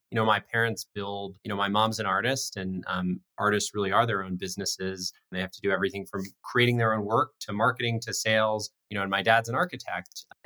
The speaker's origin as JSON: {"language": "English", "region": "Colorado", "country": "United States", "tie": "born or raised there", "said": "Life in Colorado uh, was amazing. Spent a lot of time in the outdoors growing up, not so much time in classrooms, um, a lot of time skiing and camping."}